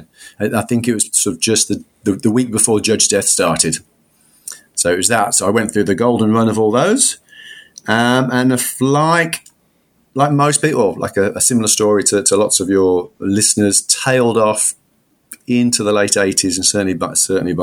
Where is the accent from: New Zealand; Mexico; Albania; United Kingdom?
United Kingdom; Solihull, West Midlands; moved away as an adult; now in Australia; So I'm from the Midlands. I'm from Birmingham, a leafy suburb on the south west fringes, I guess, of Birmingham, Solihull